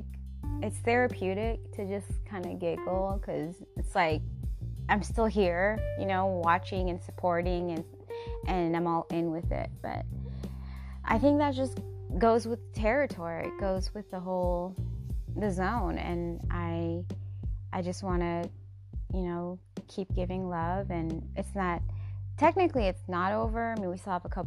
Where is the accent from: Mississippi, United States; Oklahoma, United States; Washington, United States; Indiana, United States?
Washington, United States; Seattle; now in California, United States; I was born and raised in Seattle, Washington, United States of America